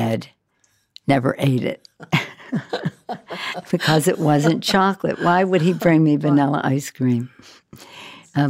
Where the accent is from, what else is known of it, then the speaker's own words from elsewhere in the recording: Baltimore, Maryland, United States; I was born and raised in Baltimore